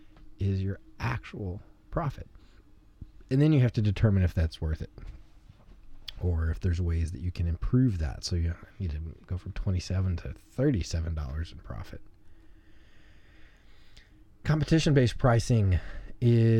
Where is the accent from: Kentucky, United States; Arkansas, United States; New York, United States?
Arkansas, United States; moved away; I'm from Arkansas, so I still say the lines busted from the ice